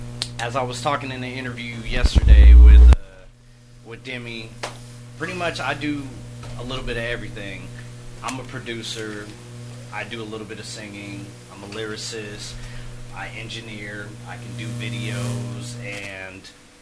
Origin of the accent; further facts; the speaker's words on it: Manhattan, Kansas, United States; I'm from Manhattan, Kansas area, family's from Alabama, so I got a lot of Southern roots.